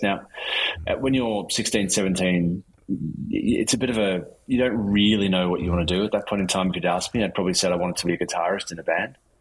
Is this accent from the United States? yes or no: no; Melbourne, Victoria, Australia; I grew up in Melbourne, in Australia